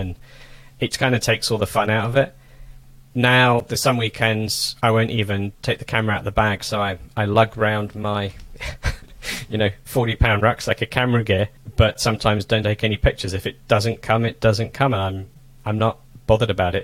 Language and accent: English; England, United Kingdom; moved away as an adult; also born or lived in Toulouse, France / Germany; now in United States; I come from England, was brought up in England, spent a long time in Europe, Northern Europe.